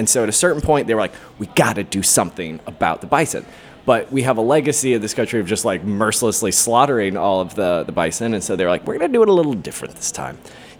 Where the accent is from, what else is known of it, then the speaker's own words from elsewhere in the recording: Long Beach, California, United States; Okay. I grew up in Long Beach, California